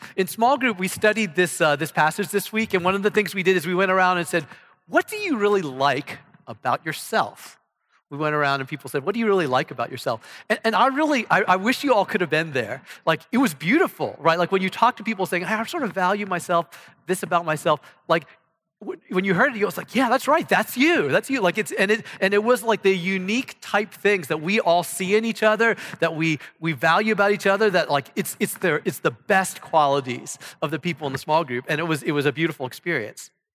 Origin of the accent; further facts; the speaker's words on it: Ohio, United States; moved away as an adult; now in Texas, United States; I come from Ohio